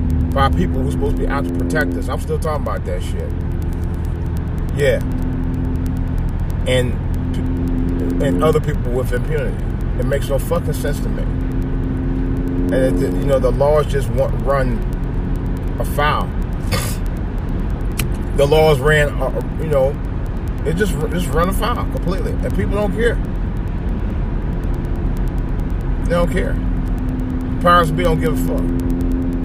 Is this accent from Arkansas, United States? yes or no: no; Cleveland, Ohio, United States; In Cleveland, I meant to talk about this. In my hometown